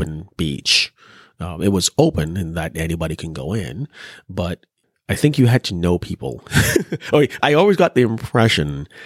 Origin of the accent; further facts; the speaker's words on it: Trinidad & Tobago; moved away; growing up in Trinidad, we didn't grow up with race as a distinguishing factor.